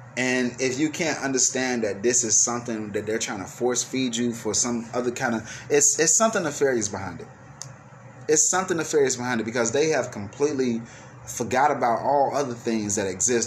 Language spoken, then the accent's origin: English; United States; I'm speaking from American point of view.